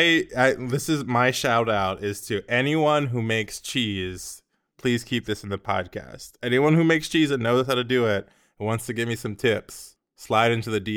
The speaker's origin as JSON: {"language": "English", "country": "United States", "said": "Anyways, where I'm from the US. I feel like people know that I'm from the US from my accent. That's pretty obvious. But my family's Congolese, so I grew up speaking French."}